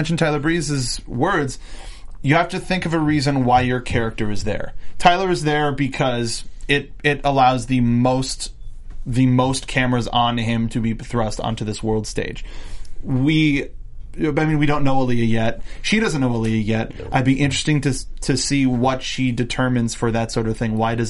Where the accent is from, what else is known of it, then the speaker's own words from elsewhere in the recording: Canada; I'm from Canada.